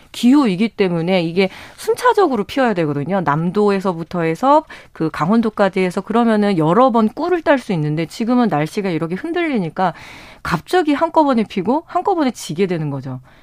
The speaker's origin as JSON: {"language": "Korean", "town": "Chungju", "region": "North Chungcheong", "country": "South Korea", "tie": "born or raised there", "said": "저도 이제 충주 출신이니까"}